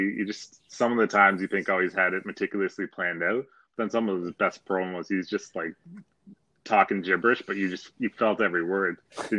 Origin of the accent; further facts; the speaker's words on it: Toronto, Ontario, Canada; I was legit born and raised in Toronto, so I was always downtown. Okay. I live just on the outskirts now, though.